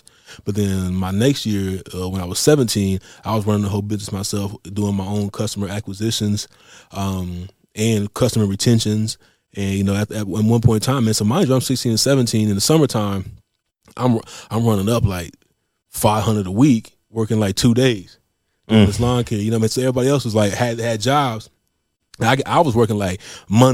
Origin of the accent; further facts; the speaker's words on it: Marion, Indiana, United States; from Marion, Indiana. Born and raised here